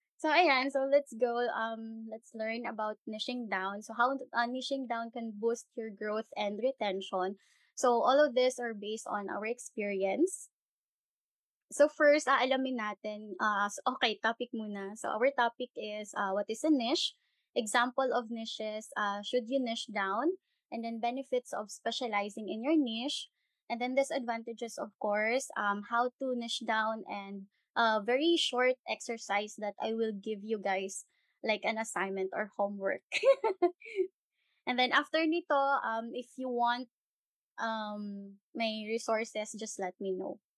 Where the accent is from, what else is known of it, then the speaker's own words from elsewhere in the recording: Bacolod, Western Visayas, Philippines; first language Hiligaynon; Tagalog is a second language; I'm from Bacolod. I'm Ilongga.